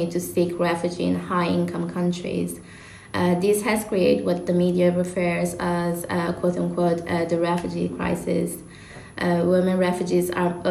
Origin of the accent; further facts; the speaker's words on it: Italy; moved away as an adult; also born or lived in United States; now in London, United Kingdom; I was born and raised in Italy